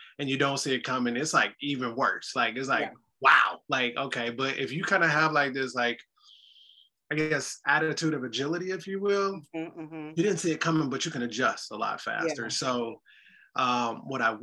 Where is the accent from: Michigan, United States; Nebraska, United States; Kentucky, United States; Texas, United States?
Michigan, United States; Detroit; now in Chicago, United States; I'm originally from Detroit, Michigan